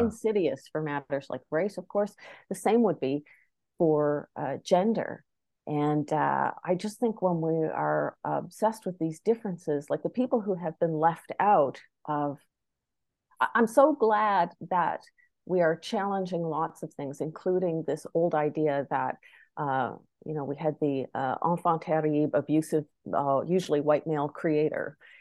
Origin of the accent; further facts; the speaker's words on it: Charlottetown, Prince Edward Island, Canada; moved away as an adult; I grew up in Charlottetown, uh, P E I, but even though I was born in the Charlottetown Hospital and raised there for the first twenty years of my life